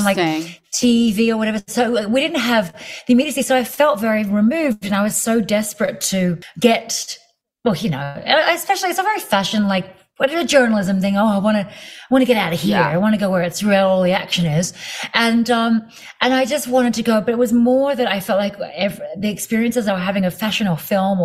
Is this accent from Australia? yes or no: yes; Australia; moved away as an adult; also born or lived in London; now in United States; I'm a proud Aussie. I have lived